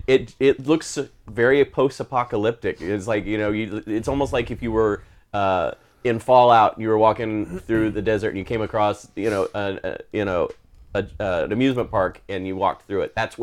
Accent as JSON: {"language": "English", "town": "Wichita", "region": "Kansas", "country": "United States", "tie": "born or raised there", "said": "growing up in Wichita"}